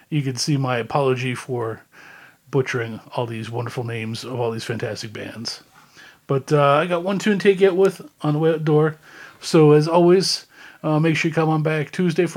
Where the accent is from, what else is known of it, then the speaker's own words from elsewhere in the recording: Canada; Growing up in Canada, I learned French